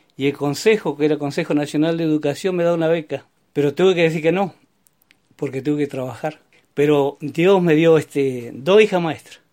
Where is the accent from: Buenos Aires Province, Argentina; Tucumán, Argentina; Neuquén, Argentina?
Neuquén, Argentina; Vista Alegre Sur; also born or lived in Barranca del Palo / Aucamahuida / Chañar / Centenario; yo me nací en Barranca del Palo el 1 de abril de 1947. Después estuvimos en Aucamahuida, después este, los vinimos al Chañar. En eso mis viejos, para que pudieran ir a la escuela, se trasladaron a Vista Alegre Sur.